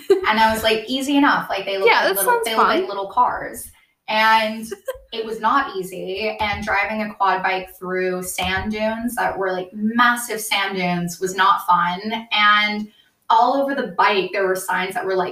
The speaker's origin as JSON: {"language": "English", "region": "California", "country": "United States", "said": "I'm from California"}